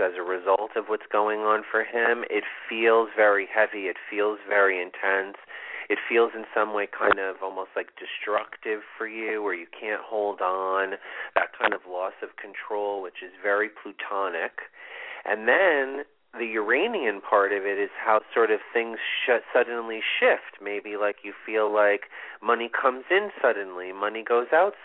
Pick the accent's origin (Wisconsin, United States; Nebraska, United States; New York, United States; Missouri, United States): New York, United States; New York City; I was born in Manhattan